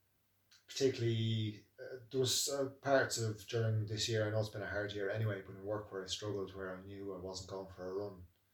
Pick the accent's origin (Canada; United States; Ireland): Ireland; Naas, Leinster; From Nace, my hometown